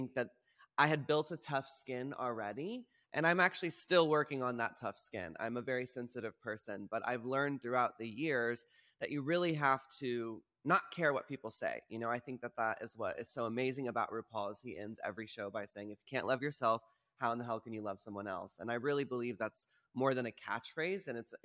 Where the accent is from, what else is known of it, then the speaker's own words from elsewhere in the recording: Texas, United States; moved away; as a queer individual growing up in Texas